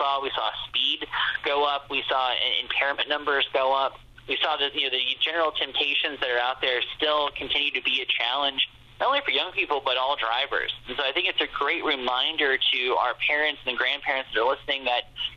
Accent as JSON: {"language": "English", "town": "Springfield", "region": "Ohio", "country": "United States", "tie": "born or raised there", "moved": "as an adult", "said": "I'm originally from Springfield and grew up in Ohio"}